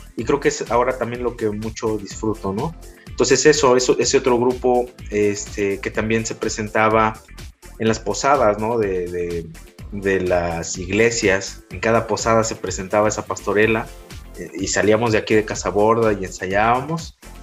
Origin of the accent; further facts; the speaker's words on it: Taxco, Guerrero, Mexico; moved away as an adult; el hecho de ser foráneo, bueno, de guerrero, ¿no? Te imaginas, no, pues este guerrerense